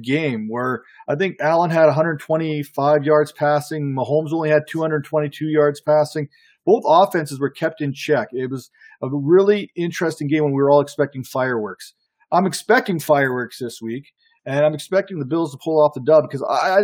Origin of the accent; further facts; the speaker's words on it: Canada; I'm Canadian.